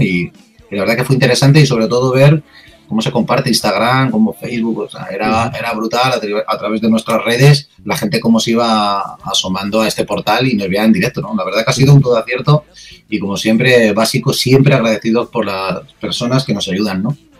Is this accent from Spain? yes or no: yes; Spain; somos los españoles